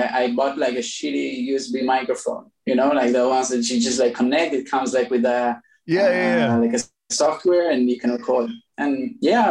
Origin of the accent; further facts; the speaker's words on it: Tel Aviv, Tel Aviv District, Israel; I was born in Tel Aviv.